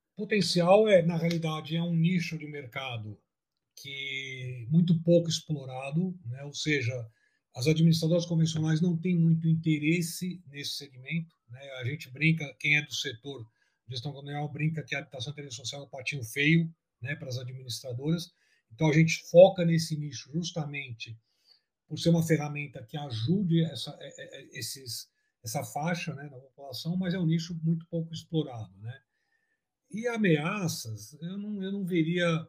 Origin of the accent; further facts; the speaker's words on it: São Paulo, Brazil; nós somos de São Paulo